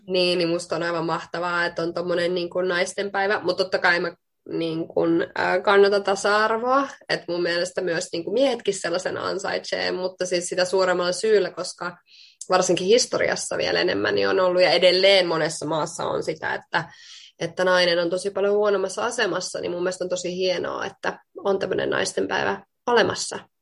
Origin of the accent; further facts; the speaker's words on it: Finland; also born or lived in Queensland, Australia / Bali, Indonesia / Spain; now in Sydney, Australia; mä tuun Suomesta